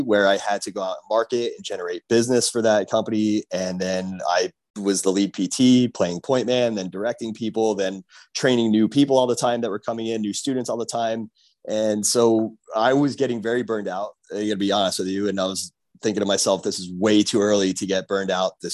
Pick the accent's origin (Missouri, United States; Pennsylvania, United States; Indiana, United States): Pennsylvania, United States; moved away as an adult; now in Miami, United States; I am originally from Pennsylvania.